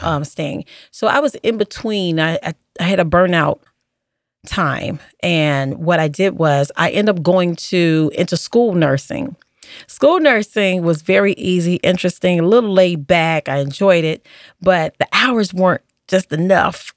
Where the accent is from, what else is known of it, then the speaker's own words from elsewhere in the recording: Chicago, Illinois, United States; I grew up on the South Side of Chicago.